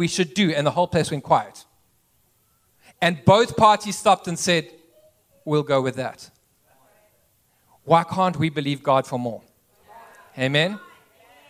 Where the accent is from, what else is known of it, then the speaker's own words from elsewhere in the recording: east coast, South Africa; moved away as an adult; also born or lived in Cape Town, South Africa; now in United States; I actually grew up on the east coast of South Africa.